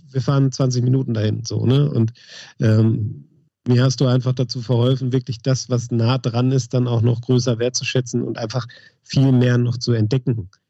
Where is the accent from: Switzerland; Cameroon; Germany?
Germany; Essen, North Rhine-Westphalia; also born or lived in Dortmund; now in Fröndenberg, Germany; Also ich komme gebürtig aus Essen, habe dann in Dortmund gewohnt, bin mittlerweile dem Sauerland noch ein Stück näher gekommen und wohne in Frontenberg. Ähm, und habe hier auch nicht viel äh, vor der Tür außer Wald und Wiesen.